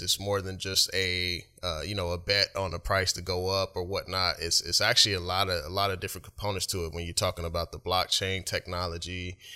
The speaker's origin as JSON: {"language": "English", "town": "Oklahoma City", "region": "Oklahoma", "country": "United States", "moved": "yes", "lives_now": "Washington, United States", "said": "I live up here, but I'm originally from, uh, Oklahoma City"}